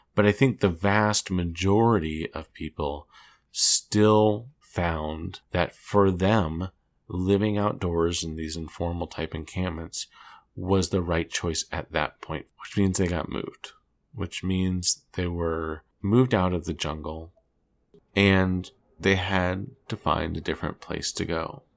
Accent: D.C., Maryland, United States; I grew up just outside of Washington, D, D C, and Maryland.

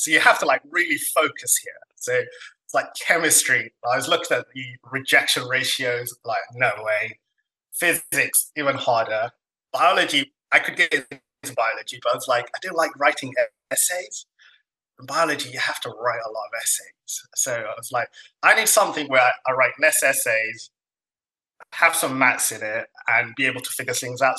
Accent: Somalia; now in United Kingdom; I'm kind of from Africa, Somalia specifically and I wasn't born in this country.

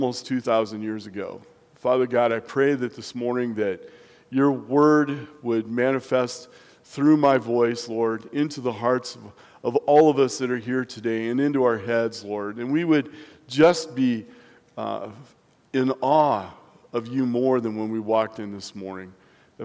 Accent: Nebraska, United States; now in La Junta, United States; growing up in Nebraska

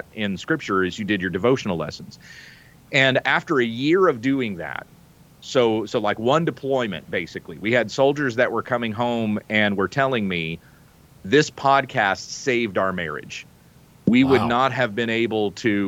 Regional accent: the South, United States; also born or lived in the Midwest; growing up in the South and even in the Midwest

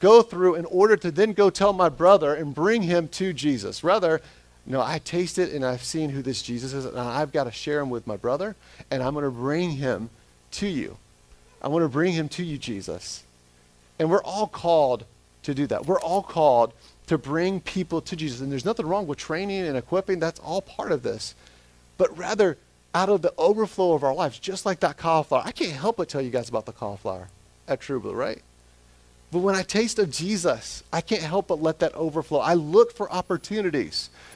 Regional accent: Smyrna, Georgia, United States; moved away; Smyrna, Georgia, where I'm born and raised there

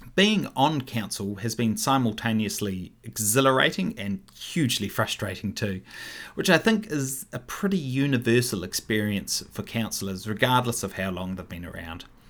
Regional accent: Wellington, New Zealand; also born or lived in Upper Hutt / Melbourne / London / Martinborough; now in Paraparaumu, New Zealand; I was born in Upper Hutt. I was raised in Wellington

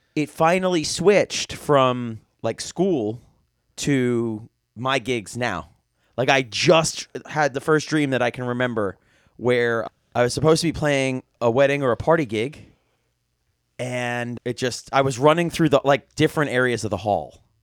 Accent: New York, United States; also born or lived in Philadelphia / Delaware; as a New Yorker

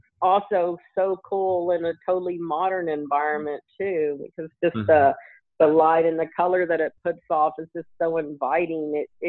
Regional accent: Albuquerque, New Mexico, United States; I grew up in the Air Force, but we lived in Albuquerque for a long time as kids, and we traveled a lot.

